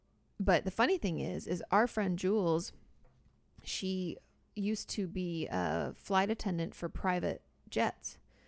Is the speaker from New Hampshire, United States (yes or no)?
no; Boston, Massachusetts, United States; I grew up in Boston and there used to be an outdoor concert on the Boston Common.